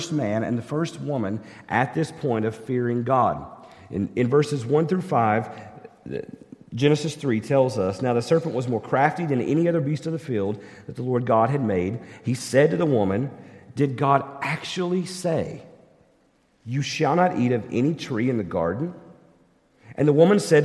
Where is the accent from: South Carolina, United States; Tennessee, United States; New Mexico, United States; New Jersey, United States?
Tennessee, United States; East; I grew up in East Tennessee, and I grew up going fishing in the rivers of East Tennessee with my dad